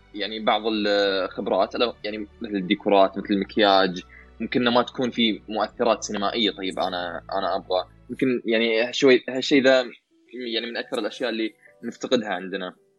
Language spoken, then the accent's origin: Arabic; Saudi Arabia; عندنا في السعوديه